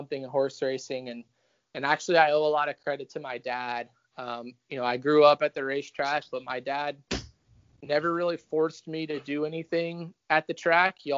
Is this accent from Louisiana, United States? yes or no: yes; Louisiana, United States; my experience growing up in Louisiana on the backside